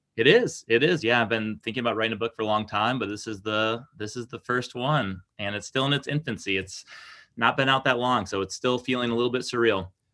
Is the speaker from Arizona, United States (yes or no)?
no; Lansing, Michigan, United States; also born or lived in Okemos, Michigan; I was born and raised in the Greater Lansing area